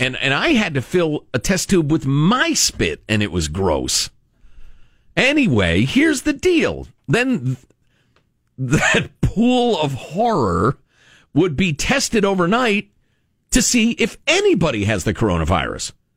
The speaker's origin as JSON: {"language": "English", "region": "Illinois", "country": "United States", "said": "Illinois, home of J.B. Pritzker, my home state"}